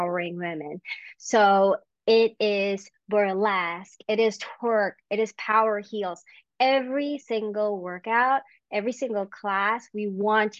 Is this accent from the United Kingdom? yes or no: no; Philippines; moved away; I grew up in the Philippines